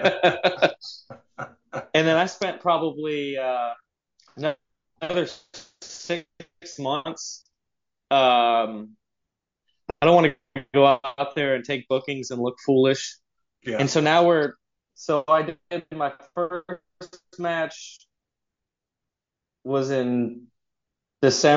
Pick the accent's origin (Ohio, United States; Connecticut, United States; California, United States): California, United States; Long Beach; I was born in Long Beach. I'm originally from California